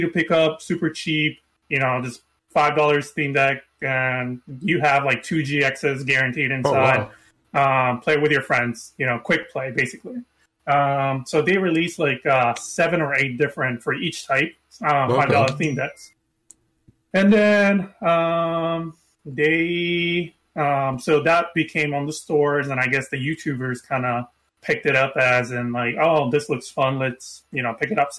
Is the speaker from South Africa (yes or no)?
no; Japan; now in Florida, United States; I am originally from Japan, and I'm currently living in Florida